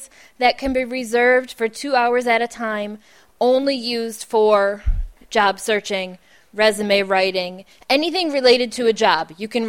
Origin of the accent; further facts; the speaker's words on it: Buffalo, New York, United States; I'm from Buffalo, so it's cold